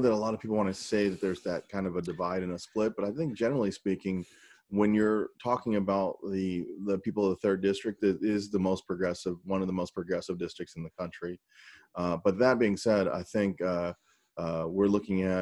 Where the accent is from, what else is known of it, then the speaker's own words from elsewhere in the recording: St. Louis, Missouri, United States; also born or lived in South Korea; I was born in South Korea, where my African American Army dad met my Korean mom during the Vietnam War. I grew up in working class St. Louis, North County, St. Louis, next door to Ferguson